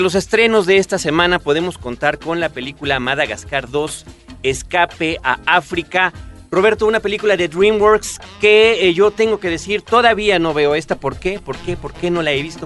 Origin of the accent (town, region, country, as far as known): Mexico